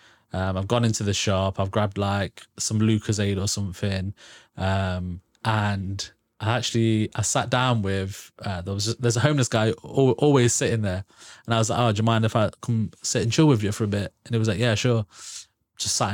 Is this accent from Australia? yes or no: no; Braunston, East Midlands, United Kingdom; because so I'm from Braunston.